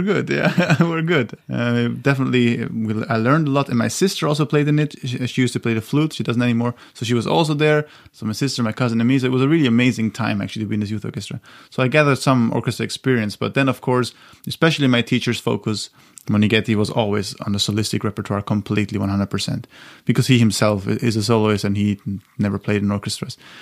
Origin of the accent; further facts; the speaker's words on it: Austria; my hometown in Austria